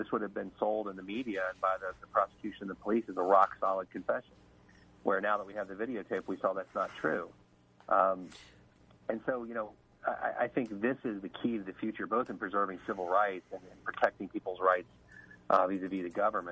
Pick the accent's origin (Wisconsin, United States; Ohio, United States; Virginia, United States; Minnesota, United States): Ohio, United States; Cincinnati; moved away; I was able to get a job in Cincinnati in my hometown